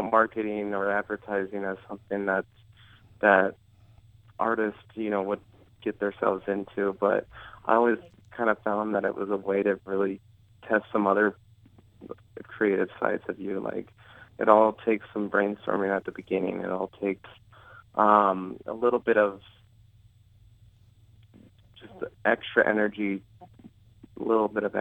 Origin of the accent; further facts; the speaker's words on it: Omaha, Nebraska, United States; also born or lived in Lincoln, Nebraska; I grew up in Omaha, so I wanted to go to a school here in Lincoln